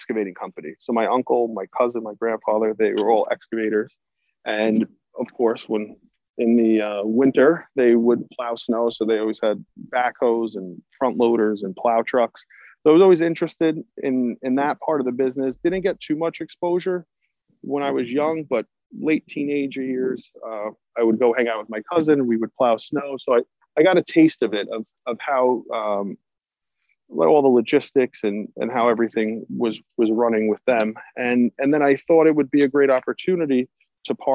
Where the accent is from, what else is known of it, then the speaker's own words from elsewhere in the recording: Long Island, New York, United States; I grew up on Long Island, and typical islander